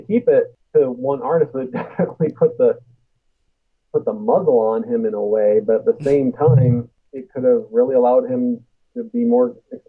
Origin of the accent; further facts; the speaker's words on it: Midwest, United States; just because I come from the Midwest.